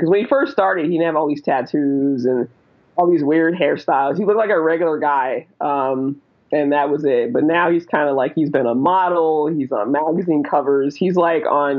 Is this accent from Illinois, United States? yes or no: no; Charlotte, North Carolina, United States; also born or lived in Germany; I'm from North Carolina, so like the heart of Charlotte